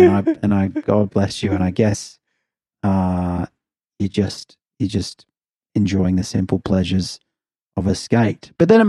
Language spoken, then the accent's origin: English; Adelaide, South Australia, Australia; now in Melbourne, Australia; growing up in Adelaide, and then when I'd come to Melbourne